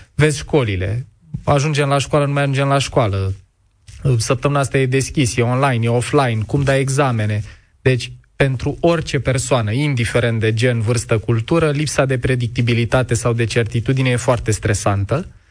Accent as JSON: {"language": "Romanian", "town": "Ploiești", "region": "Prahova", "country": "Romania", "tie": "born or raised there", "said": "eu am copilărit în Ploiești într-un bloc comunist la marginea orașului"}